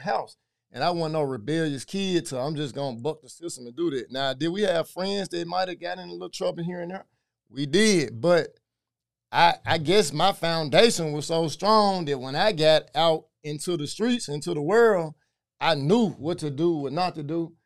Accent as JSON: {"language": "English", "town": "Memphis", "region": "Tennessee", "country": "United States", "tie": "born or raised there", "also_born_or_lived": "Frayser, Memphis", "said": "so I'm from White Haven"}